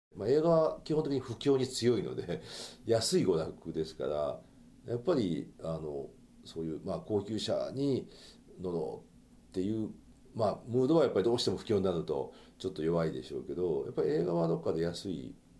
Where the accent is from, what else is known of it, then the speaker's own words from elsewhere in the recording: Nara, Japan; now in Tokyo, Japan; 今奈良というところにその自分の実家の家があって